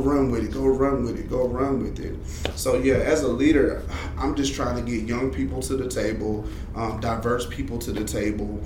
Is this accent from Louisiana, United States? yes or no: yes; Shreveport, Louisiana, United States; I grew up in Southern Hills, moved to Pines Road, went to South Highlands, Middle Magnet High